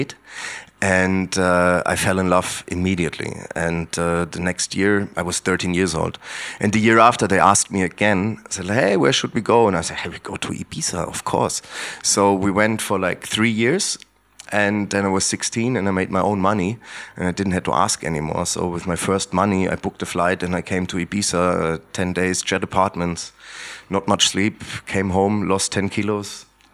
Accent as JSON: {"language": "English", "town": "Heringen", "region": "Hesse", "country": "Germany", "second_language": "English", "said": "I'm coming from Heringen, which is a very small village, 180 kilometers north of Frankfurt. And it was very close to the former German border, just 300 meters away, basically. So it was a really, really remote area."}